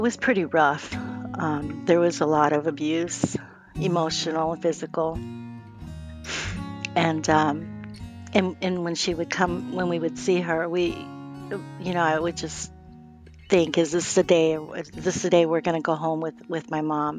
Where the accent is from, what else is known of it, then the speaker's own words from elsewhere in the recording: Phoenix, Arizona, United States; I was born and raised here in Phoenix, Arizona